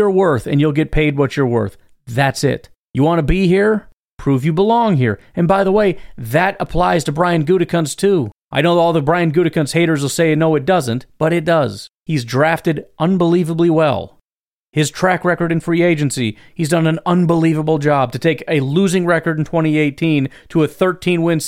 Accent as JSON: {"language": "English", "region": "Wisconsin", "country": "United States", "said": "I'm from Wisconsin"}